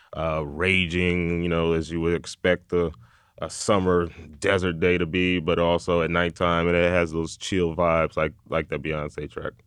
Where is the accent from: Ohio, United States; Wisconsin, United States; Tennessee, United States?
Ohio, United States; Columbus; moved away; I'm originally from Columbus, Ohio